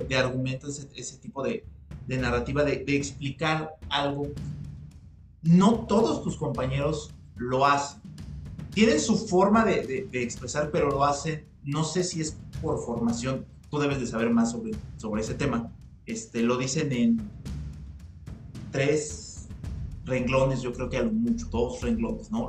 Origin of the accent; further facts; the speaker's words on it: Mexico; los mexicanos somos muy criticones